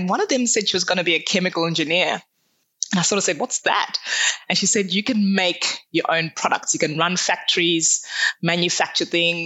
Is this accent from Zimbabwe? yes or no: yes; Zimbabwe; I grew up in Zimbabwe, so essentially at the south of Africa